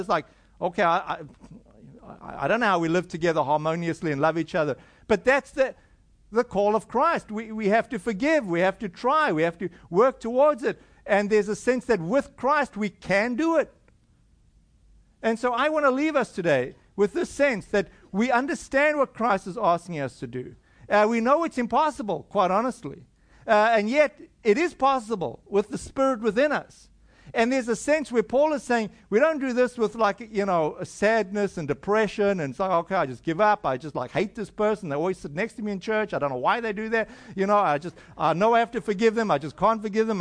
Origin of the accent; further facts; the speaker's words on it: South Africa; I come from South Africa